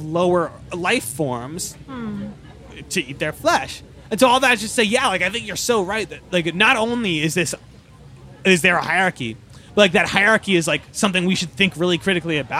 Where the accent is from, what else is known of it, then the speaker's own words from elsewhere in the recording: Baltimore, Maryland, United States; where I'm from Baltimore, Maryland